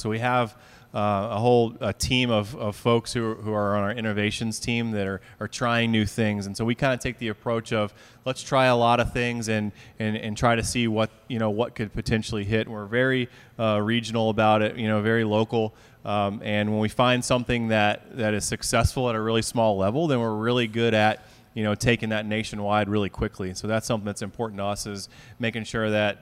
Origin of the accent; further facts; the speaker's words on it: Atlanta, Georgia, United States; moved away as an adult; now in St. Louis, United States; I'm originally from Atlanta, and I worked down there for 8 years before I came up here.